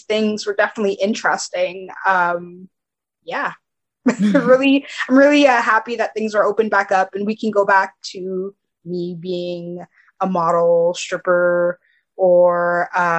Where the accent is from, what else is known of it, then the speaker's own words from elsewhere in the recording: Montreal, Quebec, Canada; I'm from Montreal